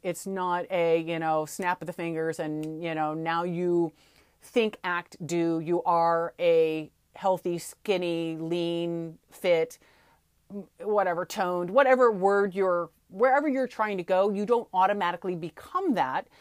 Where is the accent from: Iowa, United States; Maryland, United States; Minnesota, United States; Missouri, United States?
Missouri, United States; St. Louis; Where I grew up in Saint Louis, we say aunt